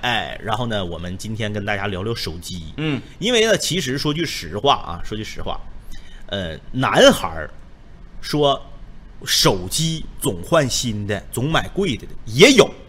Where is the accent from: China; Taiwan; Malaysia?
China; Jilin; 咱们 土生土长的， 咱们守家待地的吉林